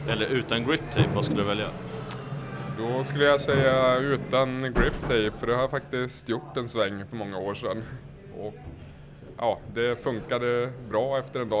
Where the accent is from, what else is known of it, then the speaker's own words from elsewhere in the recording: Söderhamn, Gävleborg County, Sweden; men just när jag började åka så var skateboard jag skulle säga större än vad det någonsin har varit hemma i Söderhamn. I princip varenda en i min ålder åkte bräda